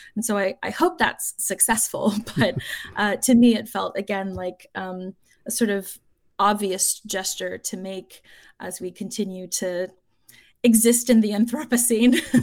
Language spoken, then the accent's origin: English; South Florida, United States; the daughter of Cuban exiles growing up in South Florida